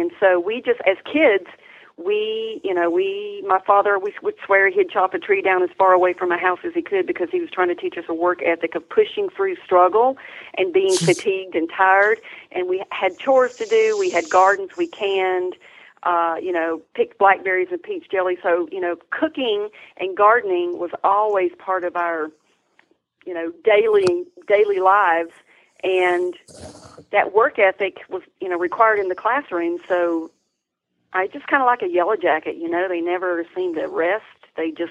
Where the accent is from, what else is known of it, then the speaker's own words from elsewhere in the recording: Tryon, North Carolina, United States; I'm from North Carolina. I'm from Columbus, Tryon area. I'm a native and lived here most.